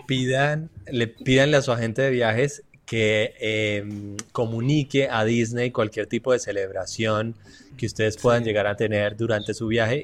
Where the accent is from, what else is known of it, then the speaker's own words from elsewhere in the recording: Colombia; chévere decimos en Colombia